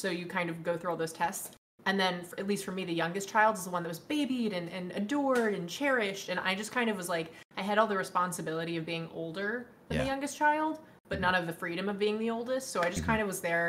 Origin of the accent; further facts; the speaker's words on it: Dallas, Texas, United States; also born or lived in Newport Beach, California; I was born in Newport Beach, California area. Nice. But I was raised in Dallas, Texas.